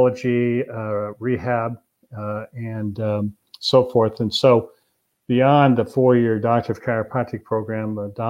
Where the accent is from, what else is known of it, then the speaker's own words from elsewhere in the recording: Albany, Oregon, United States; I grew up in Albany